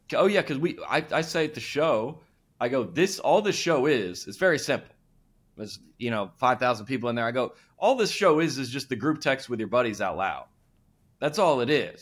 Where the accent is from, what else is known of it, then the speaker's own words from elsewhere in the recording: Lilburn, Georgia, United States; I grew up in Lil Burn, Georgia, which is about an hour north